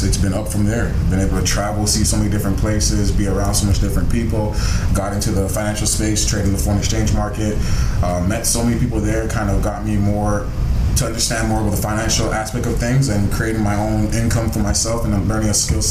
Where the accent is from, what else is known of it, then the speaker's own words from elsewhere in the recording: Toronto, Ontario, Canada; I'm from Toronto, born and raised